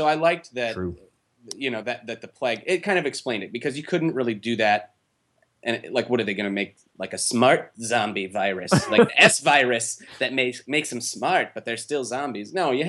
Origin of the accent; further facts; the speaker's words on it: United States; I'm an American, all right?